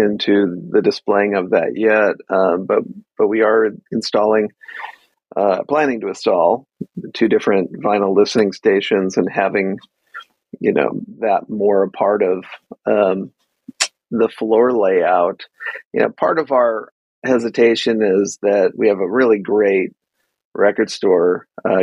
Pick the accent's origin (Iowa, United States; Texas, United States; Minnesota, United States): Minnesota, United States; Minneapolis; now in Los Angeles, United States; I grew up in Minneapolis